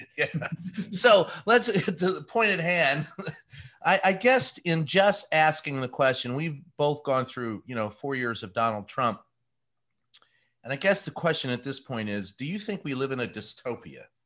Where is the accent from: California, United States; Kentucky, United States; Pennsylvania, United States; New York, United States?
Kentucky, United States; Louisville; I grew up in Louisville, Kentucky. So little, uh, uh you know, Lebanese boy